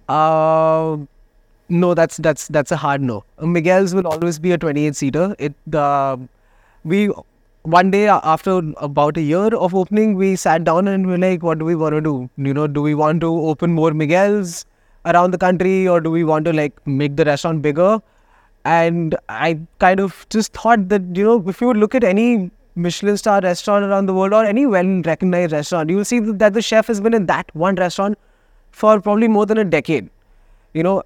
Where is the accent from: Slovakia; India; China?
India; Delhi; now in Goa, India; I am from Delhi.